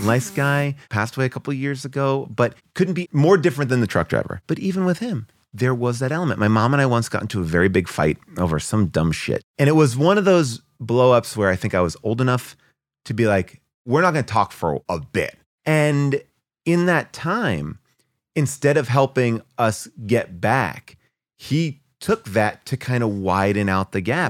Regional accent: New York, United States; moved away as an adult; now in Los Angeles, United States; I'm a New York guy. I came from New York, grew up there

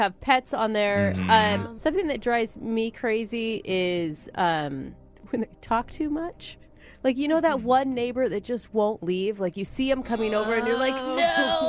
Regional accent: Idaho, United States; moved away; my hometown. There is literally not one stoplight.

